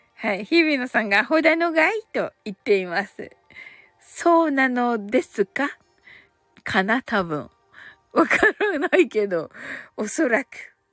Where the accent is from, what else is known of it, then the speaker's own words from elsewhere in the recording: Kyushu, Japan; 九州人だから